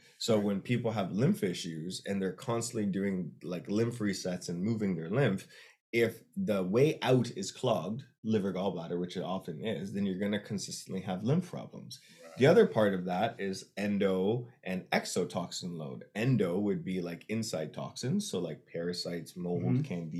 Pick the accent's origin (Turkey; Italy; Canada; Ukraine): Canada; now in United States; My vision is growing the company where it works, where I'm Canadian and American.